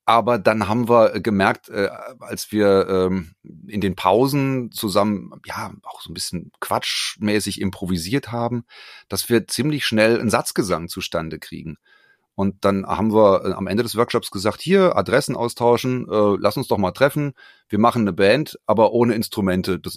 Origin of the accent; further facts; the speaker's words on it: Frankfurt, Hesse, Germany; born there; Richtig, ich bin gebürtiger Frankfurter, lebe in Frankfurt